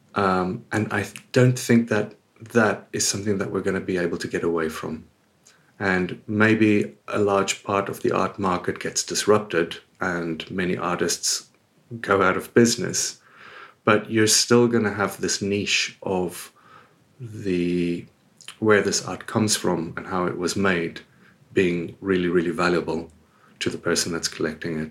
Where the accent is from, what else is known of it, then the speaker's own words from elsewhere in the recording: South Africa; moved away as an adult; also born or lived in United Kingdom / Australia; now in Spain; I was born and raised in South Africa. I lived there until my early twenties before I moved away to the U K and eventually Australia, then here.